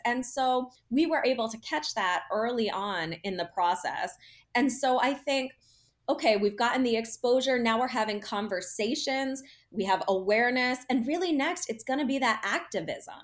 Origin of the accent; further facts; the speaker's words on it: United States; being American